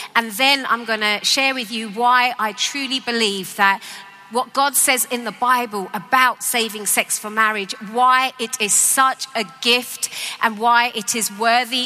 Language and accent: English; London, United Kingdom; I grew up in East London